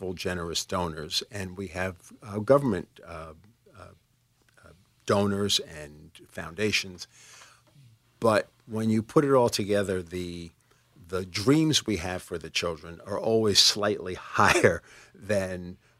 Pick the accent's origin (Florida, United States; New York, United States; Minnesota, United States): New York, United States; New York City; I was born in the Bronx